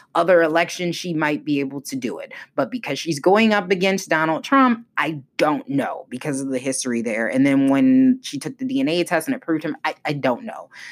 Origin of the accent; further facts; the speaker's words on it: Maryland, United States; a former congressman from Maryland, my home state